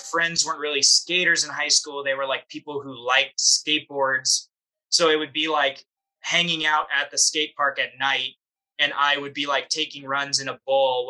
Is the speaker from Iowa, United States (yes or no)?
no; San Diego, California, United States; growing up in San Diego